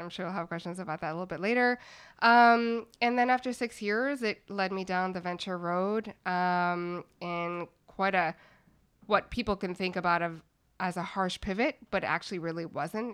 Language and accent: English; Montreal, Quebec, Canada; moved away; also born or lived in Toronto; I'm from Montreal, uh, Canada originally